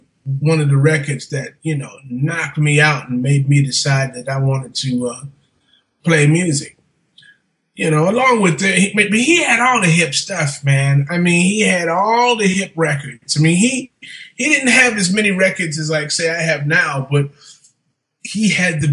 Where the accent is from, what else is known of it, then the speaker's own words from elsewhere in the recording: New York City, New York, United States; also born or lived in Brooklyn, New York / Bronx, New York / Staten Island, New York; I was born in Brooklyn. I was born in Brooklyn, 1958, May 29th, 1958.